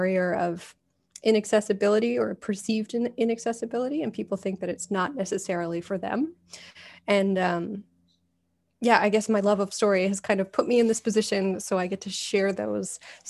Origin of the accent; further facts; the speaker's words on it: Calgary, Alberta, Canada; I grew up in Alberta, in Calgary.